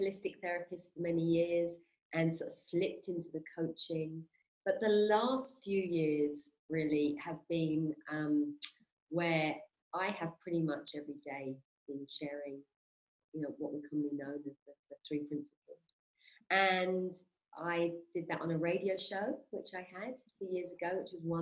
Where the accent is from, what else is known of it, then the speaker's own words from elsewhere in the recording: London, United Kingdom; moved away as an adult; now in Spain; I'm originally from West London, Maid of Ale